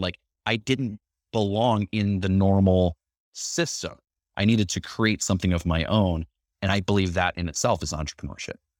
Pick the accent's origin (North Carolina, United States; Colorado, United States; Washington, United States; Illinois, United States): Illinois, United States; Chicago; I grew up in Chicago